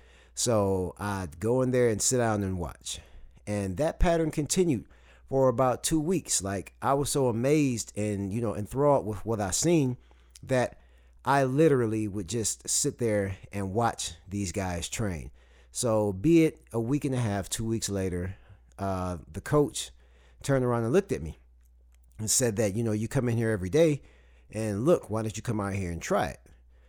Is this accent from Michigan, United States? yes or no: yes; Saginaw, Michigan, United States; moved away as an adult; now in Huntsville, United States; I moved down here from Saginaw, Michigan to Huntsville, Alabama to go to college